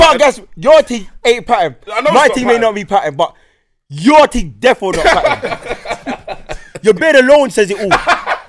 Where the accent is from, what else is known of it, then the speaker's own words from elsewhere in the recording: Jamaica; moved away; I'm born in Jamaica. That's where I come from. That's where my family come from.